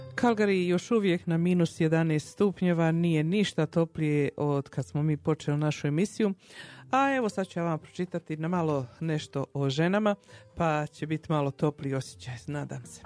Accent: Herzegovina, Bosnia & Herzegovina; now in Calgary, Canada; ja Hercegovka

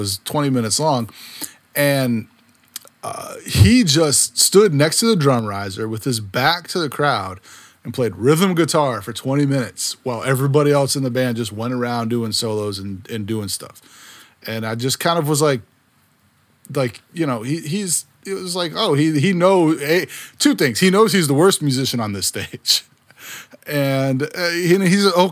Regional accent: Virginia, United States; I'm from Virginia

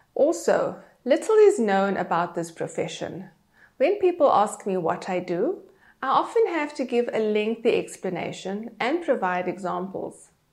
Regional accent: Cape Town, Western Cape, South Africa; moved away as an adult; also born or lived in Johannesburg; I am South African. I grew up in Cape Town

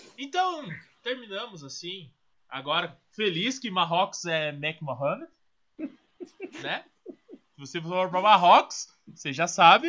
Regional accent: Curitiba, Paraná, Brazil; nasci em Curitiba

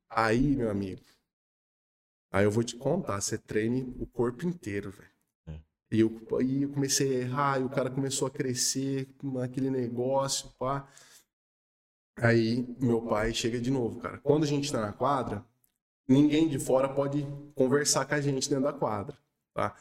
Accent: Espírito Santo do Pinhal, São Paulo, Brazil

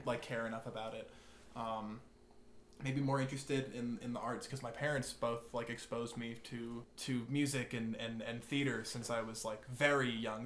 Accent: Pelham, New York, United States; moved away as an adult; now in Cullowhee, United States; I'm originally from from Westchester, New York, in a very small town called Pelham

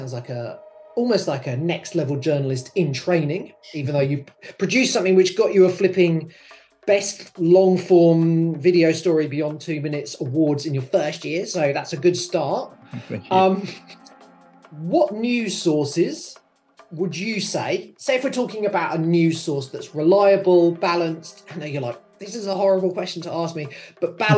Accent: United Kingdom; now in Sydney, Australia; I'm from the United Kingdom

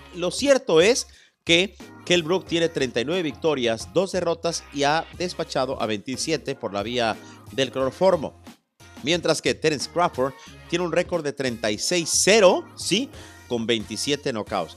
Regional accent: Mexico City, Mexico; yo nací en México, en la capital mexicana

